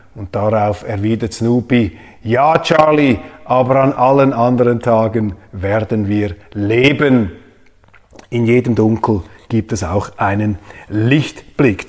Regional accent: Switzerland

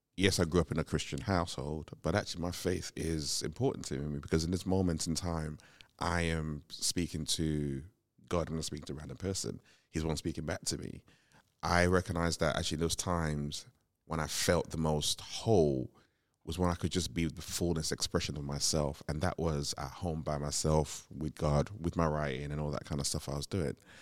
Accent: Nigeria; moved away; growing up in Nigeria, you grew up in this when there was a city, still grew up in this very community driven kind

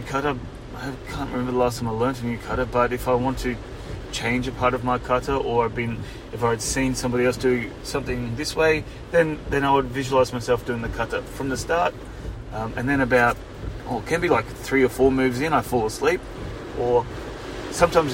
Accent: Queensland, Australia; it was in Queensland, my home state

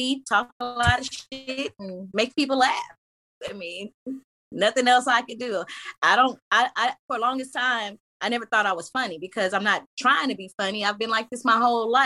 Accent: Lorman, Mississippi, United States; It's near where I'm from. I'm from Lorman, Mississippi

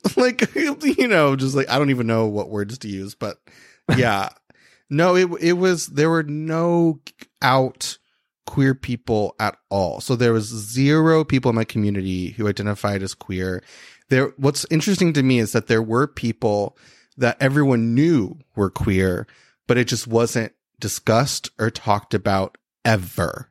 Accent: Christian County, Kentucky, United States; I grew up in a place called Christian County

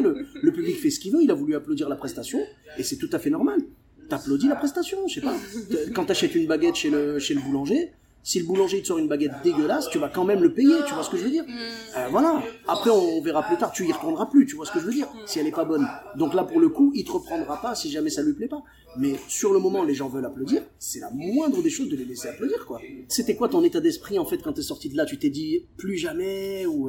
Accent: Clermont-Ferrand, Auvergne-Rhône-Alpes, France; moved away as an adult; also born or lived in Bordeaux; je suis de Clermont-Ferrand et j'ai commencé l'humour à Bordeaux

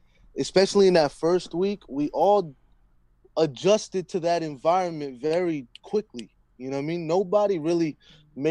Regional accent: New Jersey, United States; I'm from, like, Central Jersey

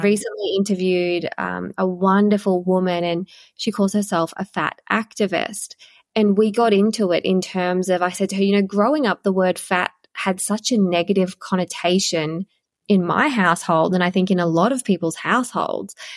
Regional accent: Queensland, Australia; it was grade seven because I'm from Queensland, so grade seven was the end of primary school then

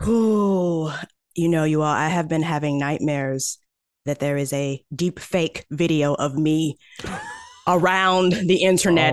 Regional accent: St. Louis, Missouri, United States; I am from Saint Louis, Missouri.

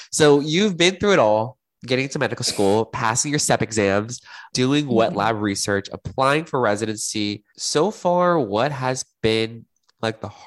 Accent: Houston, Texas, United States; I'm a Texas girl. I've been. I was born and raised in Houston. Went to school in Austin, and now I'm back in Houston.

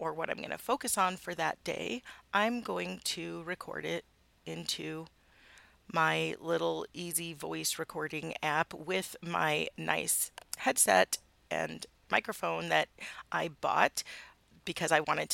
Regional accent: Midwest, United States; now in Utah, United States; I live in Utah. And I grew up in the Midwest.

